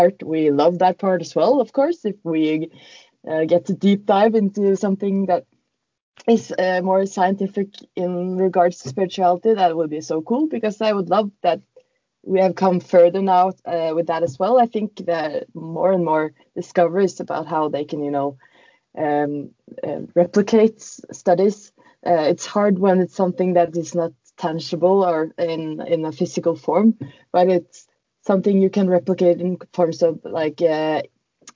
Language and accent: English; Norway; English is a second language; we are from Norway